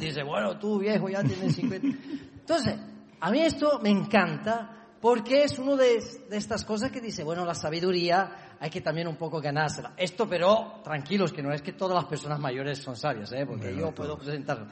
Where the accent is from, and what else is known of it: Italy; Spanish is a second language; moved away as an adult; now in Barcelona, Spain